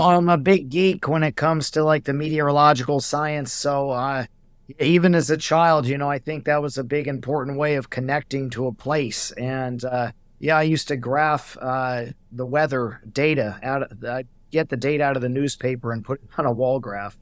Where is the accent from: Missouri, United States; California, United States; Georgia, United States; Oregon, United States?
Oregon, United States; also born or lived in Glennallen, Alaska / Hawaii; I'm also originally from Oregon